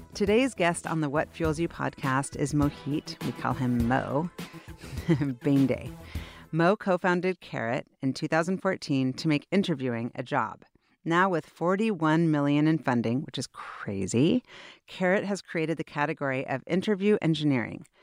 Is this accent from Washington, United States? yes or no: yes; Seattle, Washington, United States; also born or lived in New York; now I'm back and I love it and I'm really proud to be from here